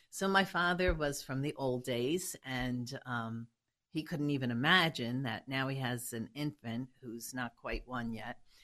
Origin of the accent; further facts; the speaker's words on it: New York City, New York, United States; I was born in Hell's Kitchen